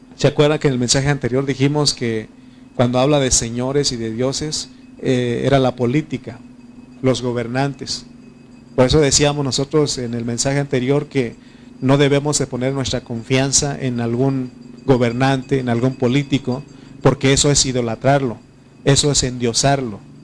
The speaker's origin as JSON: {"language": "Spanish", "region": "Oaxaca", "country": "Mexico", "tie": "born or raised there", "said": "donde, donde yo soy, en Oaxaca"}